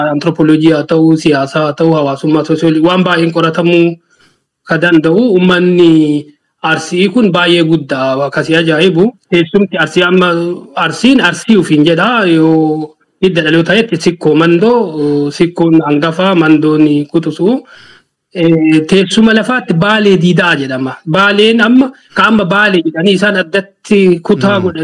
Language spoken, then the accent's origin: Oromo; Tulla, Munesa district, East Arsi, Oromia, Ethiopia; also born or lived in Gullallee, Chilalo (Arsi); Ani Oromiyaa arsii bahaa eh, aanaa muunessaa bakka Tuullaa jedhamutti dhaladhe.